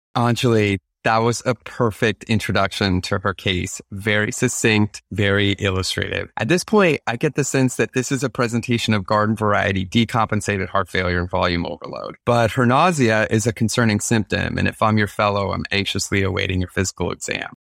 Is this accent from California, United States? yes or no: no; Maine, United States; moved away as an adult; now in Baltimore, United States; I was raised in the state of Maine.